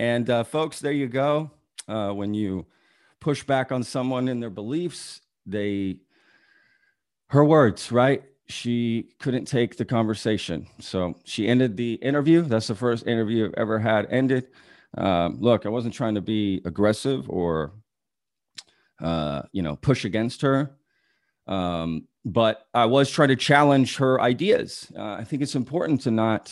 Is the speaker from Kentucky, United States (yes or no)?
no; Fort Worth, Texas, United States; also born or lived in Dallas, Texas; I grew up in Dallas, for instance, in Fort Worth